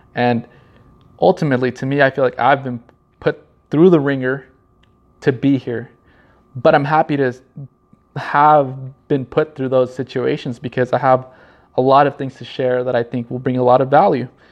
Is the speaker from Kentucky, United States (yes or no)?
no; Norwalk, California, United States; I was born in Norwalk, California.